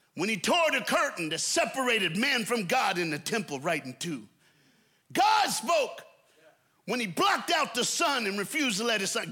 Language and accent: English; the American South, United States; I'm an American from the South